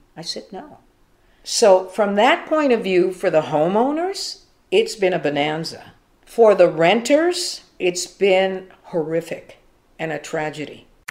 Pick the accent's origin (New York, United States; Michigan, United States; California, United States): California, United States; Los Angeles; Born and raised in Los Angeles, California, specifically Echo Park, and within Echo Park, Angelino Heights